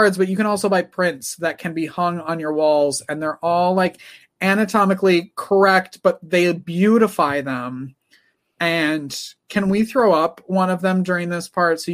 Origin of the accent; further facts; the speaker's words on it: Wisconsin, United States; moved away; I'm from Wisconsin